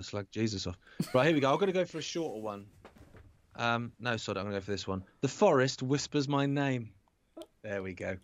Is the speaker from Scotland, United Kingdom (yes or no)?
no; Isle of Wight, South East England, United Kingdom; I grew up on the Isle of Wight